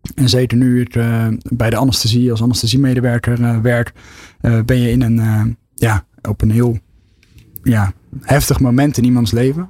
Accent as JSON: {"language": "Dutch", "area": "Westland", "region": "South Holland", "country": "Netherlands", "said": "kom ik wel uit het Westland, dus ondernemen is nooit ver weg."}